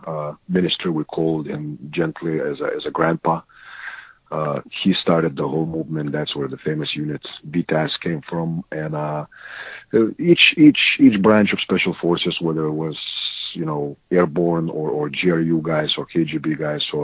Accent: Lithuania; moved away; I was born in Lithuania, which at that point was part of a great old evil empire called Soviet Union

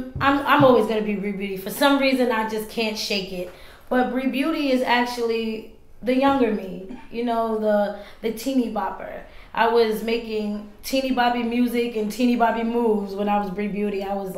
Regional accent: New York City, New York, United States; Okay, I'm from Queens.

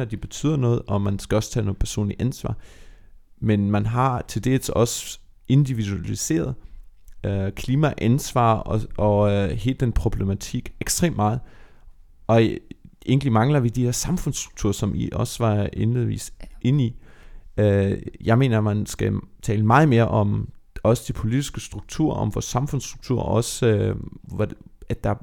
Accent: Germany; nu er jeg opvokset i Tyskland

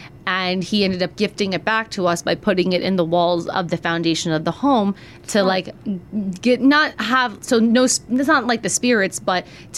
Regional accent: Marlboro, United States; where I grew up in Marlboro and stuff like that. I was just like people, I didn't have neighbors

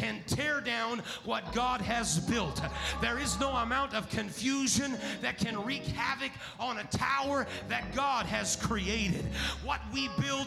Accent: United States; I was born in America

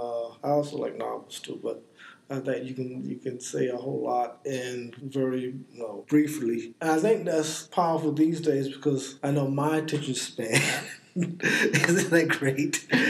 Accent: East Coast, United States; also born or lived in New Jersey; I'm a 60-something, born and raised on the East Coast, both in the South and the North, both in segregated communities and integrated communities.

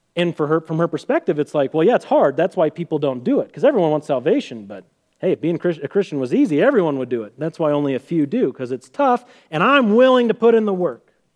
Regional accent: Sedalia, Missouri, United States; we're from Sedalia, Missouri, home of the Missouri State Fair.

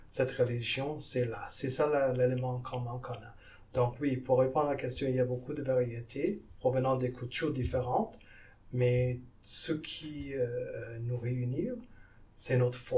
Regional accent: French Guiana; now in Canada; Moi, je viens de la Guyane en Amérique du Sud et même là-bas, il y a des, musulmans.

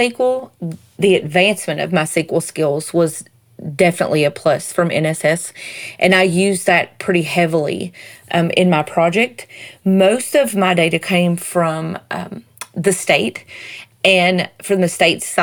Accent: Southern United States, United States; accent: Southern; my Southern accent

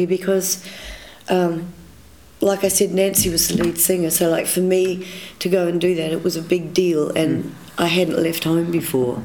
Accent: Nelson, New Zealand; I grew up in Nelson

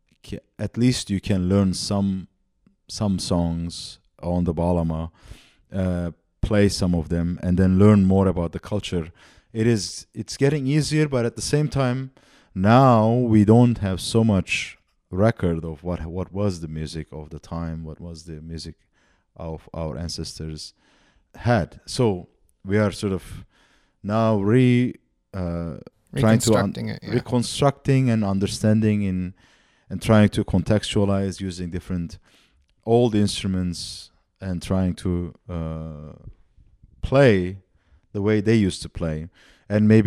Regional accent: Antakya, Hatay, Turkey; I grew up in Antakya, in the south

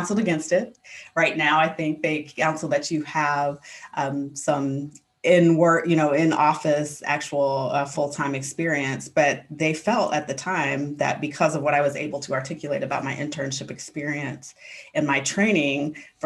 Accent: Kansas City, United States; where I grew up in Kansas City

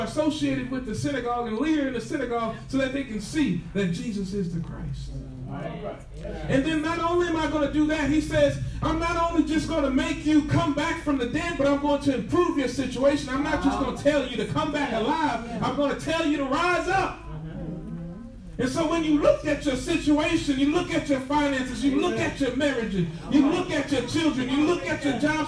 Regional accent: Temple, Texas, United States; I'm from Temple.

